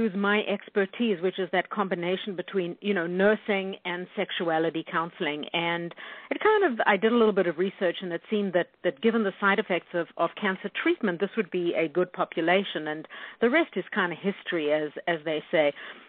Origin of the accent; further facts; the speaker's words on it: South Africa; now in Winnipeg, California, United States; No, I'm actually from South Africa, and we immigrated to Canada in 1985. So we are Canadian by choice, and Winnipeg is Canada's best kept secret.